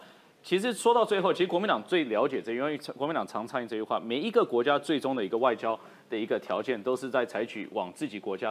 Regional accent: Taiwan; 我觉得这个作为台湾人，我其实是蛮为傲的，并不是觉得是可耻的一件事。

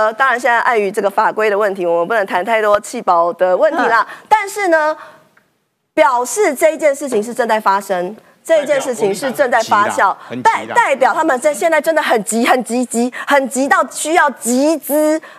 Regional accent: Taiwan; 以前我们就是受这样的教育长大的，所以呢，很多人是对国家没有什么概念。日本同学经常很好奇说啊，你们台湾跟中国现在的情况是怎么样？

